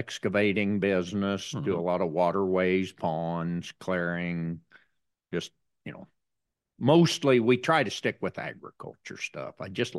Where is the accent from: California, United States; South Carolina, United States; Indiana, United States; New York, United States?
Indiana, United States; Greensburg; I'm Greensburg, Indiana.